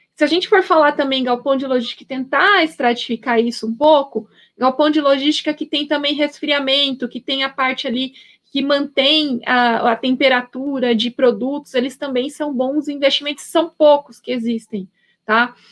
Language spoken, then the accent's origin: Portuguese; Paraná, Brazil; now in São Paulo, Brazil; eu sou paranaense